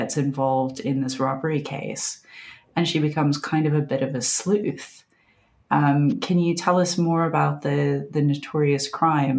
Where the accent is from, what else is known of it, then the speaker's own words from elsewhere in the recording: Appalachia, United States; I grew up in Appalachia